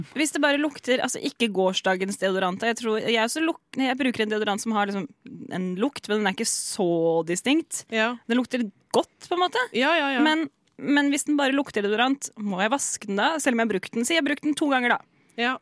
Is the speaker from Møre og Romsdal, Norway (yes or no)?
no; Seljord, Telemark, Norway; moved away; hjemme i Seljord, hvor jeg kommer fra.